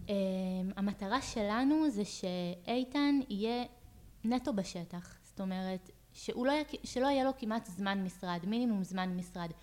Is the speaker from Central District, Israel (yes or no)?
yes; Ahituv, Central District, Israel; moved away as an adult; now in Pardes Hanna, Israel; במקור אני מעמק חפר, ממושב אחיטוב. אמ, ילדות אה, מושבניקית לכל דבר